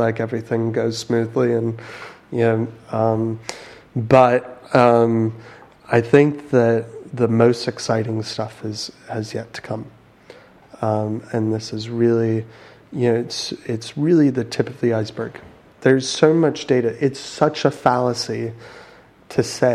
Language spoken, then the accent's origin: English; United States; moved away; I'm American.